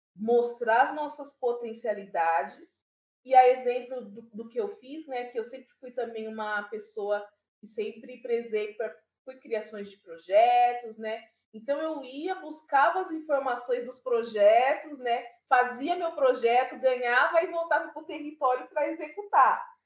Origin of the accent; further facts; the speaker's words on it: São Paulo, Brazil; Sou aqui da Zona Norte, do Jardim Imperialto. Alto. É, Sou moradora até hoje, é um território que eu fortifico. Eu gosto sempre de dizer de onde que eu venho